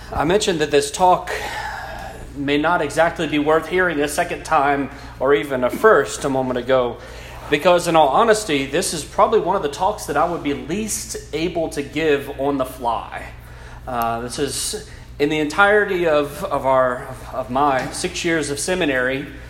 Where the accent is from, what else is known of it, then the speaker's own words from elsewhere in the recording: South Louisiana, United States; first language English; an English speaking South Louisiana boy